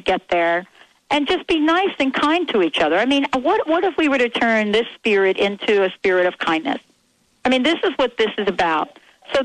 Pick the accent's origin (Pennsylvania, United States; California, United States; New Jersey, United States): New Jersey, United States; moved away; I grew up in New Jersey.